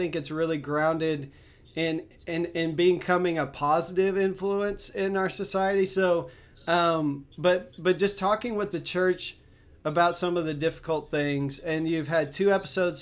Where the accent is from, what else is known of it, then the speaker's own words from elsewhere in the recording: Texas, United States; I grew up in Texas where Galveston is